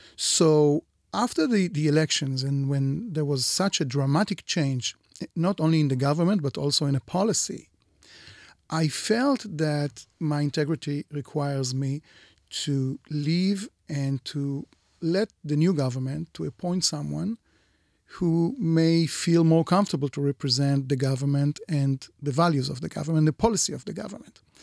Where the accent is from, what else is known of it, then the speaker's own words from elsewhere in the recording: Israel; here in Israel